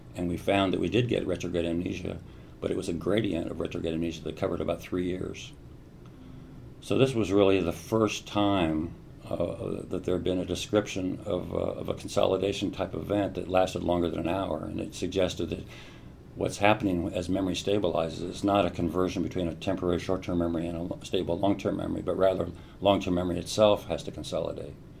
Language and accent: English; Columbus, Ohio, United States; I grew up mostly in Ohio and Columbus